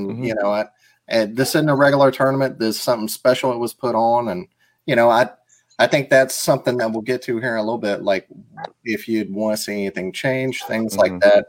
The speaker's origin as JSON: {"language": "English", "region": "Mississippi", "country": "United States", "said": "I'm from Mississippi."}